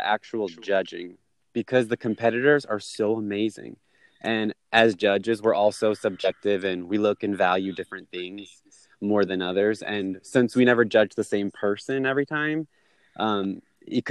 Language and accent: English; Florida, United States; I am from Florida